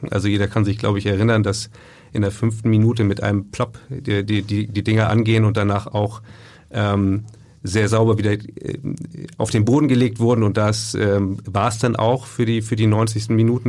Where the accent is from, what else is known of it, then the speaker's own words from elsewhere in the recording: Lübeck, Schleswig-Holstein, Germany; ich bin ja gebürtiger Lübecker